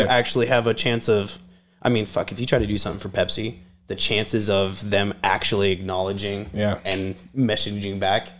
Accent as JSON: {"language": "English", "region": "Idaho", "country": "United States", "said": "I'm from Idaho"}